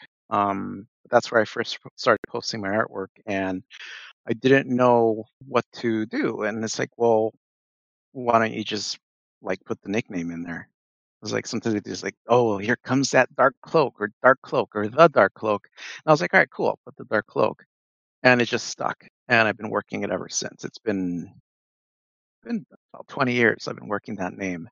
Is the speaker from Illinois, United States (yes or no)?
yes; Chicago, Illinois, United States; moved away as an adult; now in Minneapolis, United States; I'm born and raised in Chicago. I've been living in Minneapolis now since 2003.